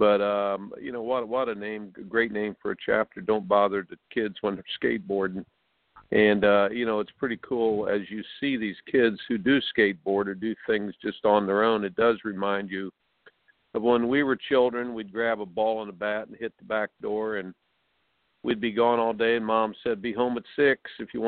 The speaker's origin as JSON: {"language": "English", "region": "Indiana", "country": "United States", "tie": "born or raised there", "said": "I grew up in Indiana"}